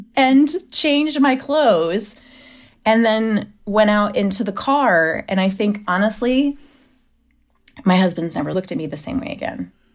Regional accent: Ohio, United States; I'm from Ohio. I'm from the Midwest.

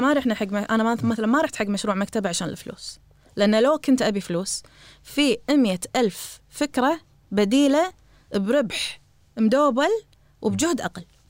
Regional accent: Kuwait; إحنا عندنا بالكويت

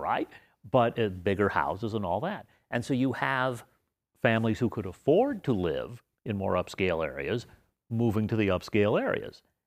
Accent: Las Vegas, Nevada, United States; I grew up in the area now called East Las Vegas, which we called Las Vegas.

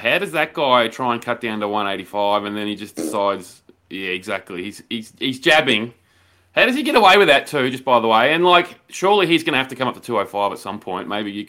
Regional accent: Australia; I know we're Australian

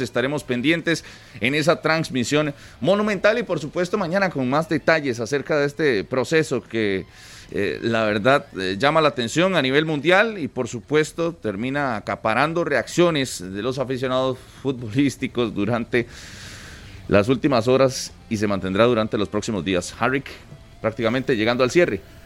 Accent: Costa Rica; como ticos

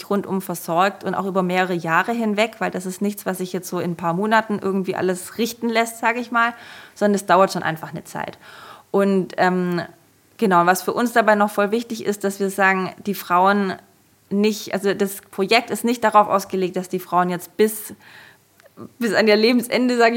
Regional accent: Germany; Und ich kam halt aus Deutschland, ähm, bin extrem privilegiert aufgewachsen

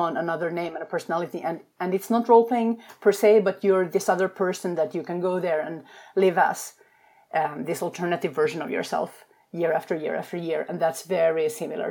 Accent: Finland; moved away; also born or lived in Sweden / England / Denmark; I come from Finland, which is a culture that does not have small talk, like at all

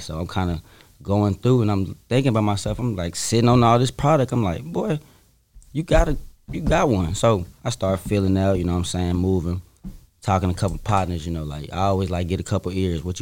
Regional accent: the South, United States; I'm from the South

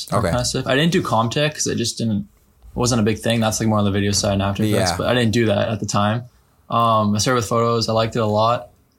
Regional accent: Ottawa, Ontario, Canada; I'm from Ottawa, and I'm 20 years old.

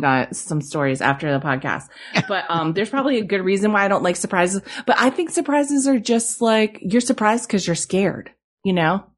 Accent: New England, United States; I grew up in New England

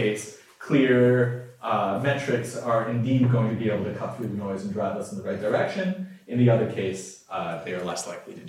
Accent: Detroit, Michigan, United States; I'm from Detroit

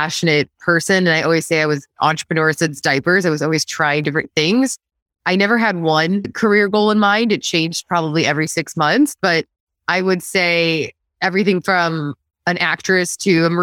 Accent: Wheaton, Illinois, United States; So I grew up in Wheaton outside of Chicago

